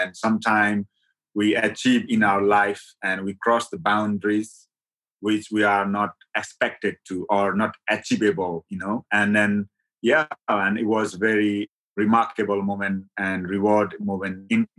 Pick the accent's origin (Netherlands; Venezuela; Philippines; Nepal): Nepal; moved away as an adult; now in Surrey, United Kingdom; So actually, I born in the mountain, a remote part of the West Nepal, where actually I couldn't born in my mom's house because of the culture I grown up. And I born in the jungle, born of the trees.